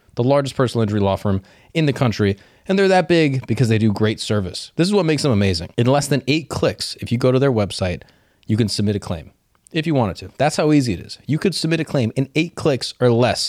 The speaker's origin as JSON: {"language": "English", "town": "Orlando", "region": "Florida", "country": "United States", "tie": "born or raised there", "moved": "as an adult", "lives_now": "New York, United States", "said": "I grew up in Central Florida, four hundred oh seven, Orlando till"}